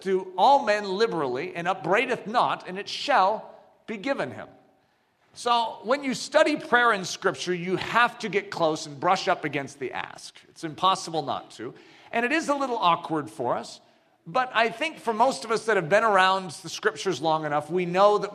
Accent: United States; I grew up in America

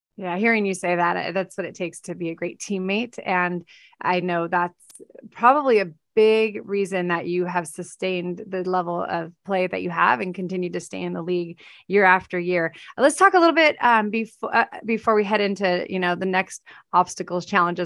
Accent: California, United States; I'm from Cal-, California

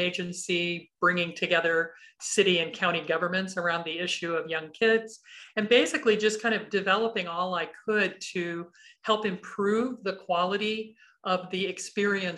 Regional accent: Kansas City, United States; I grew up in the Midwest, in Kansas City mostly.

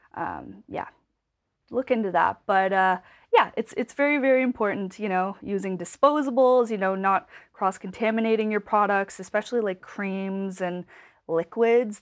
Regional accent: Cape Breton, Nova Scotia, Canada; moved away as an adult; also born or lived in Vancouver; I'm from Cape Breton

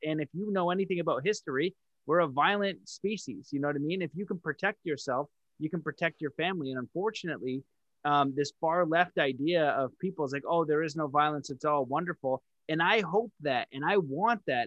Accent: Canada; I'm French Canadian

